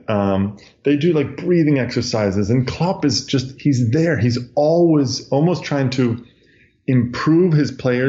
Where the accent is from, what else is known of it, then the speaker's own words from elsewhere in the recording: United States; I'm an American soccer guy